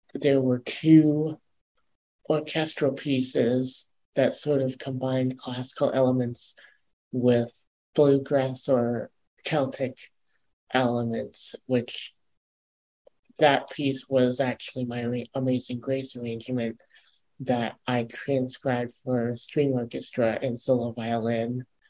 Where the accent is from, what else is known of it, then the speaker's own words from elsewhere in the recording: Ann Arbor, Michigan, United States; my own what's called a Part 15 radio station in my hometown of Ann Arbor